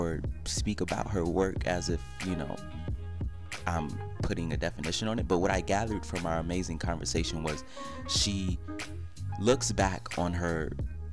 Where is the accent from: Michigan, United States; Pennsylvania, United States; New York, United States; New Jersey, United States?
Michigan, United States; Detroit; I was born on Linwood and Dexter. I'm a Detroit native, born here